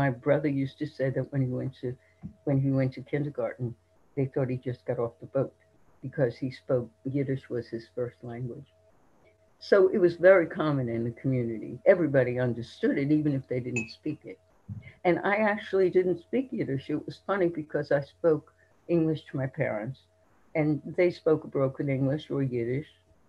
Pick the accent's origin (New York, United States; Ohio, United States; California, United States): New York, United States; New York City; also born or lived in England; because that's where everyone grew up. And because of growing up in Brownsville, we were immersed in an immigrant culture that was, in a sense, Orthodox